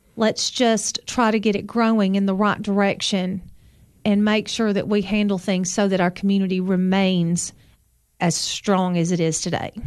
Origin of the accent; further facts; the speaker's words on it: Sparta, Tennessee, United States; also born or lived in Overton County, Tennessee; I grew up in Sparta